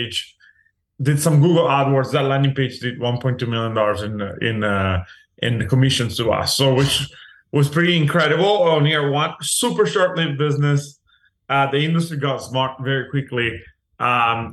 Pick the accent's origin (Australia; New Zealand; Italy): Italy; moved away as an adult; now in Los Angeles, United States; I was born and raised in Italy